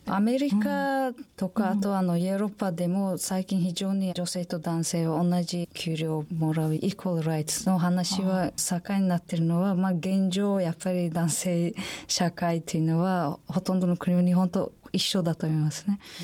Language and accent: Japanese; Samarkand, Samarqand Region, Uzbekistan; Japanese is a second language; moved away as an adult; also born or lived in Kobe; now in Japan; 私のふるさと、サマルカンドという町があるんですが